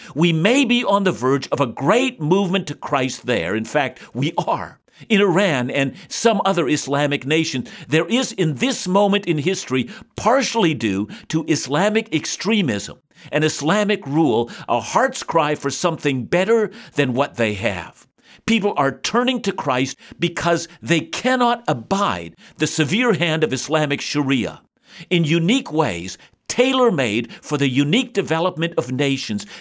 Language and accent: English; Canada; our nation, Canada, a new nation